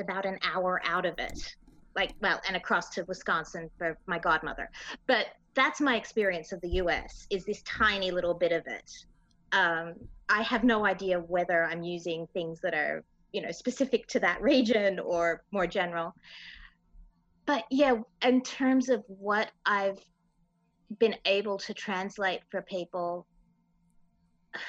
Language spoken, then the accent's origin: English; Victoria, Australia; also born or lived in Minnesota, United States; I am Australian and I am American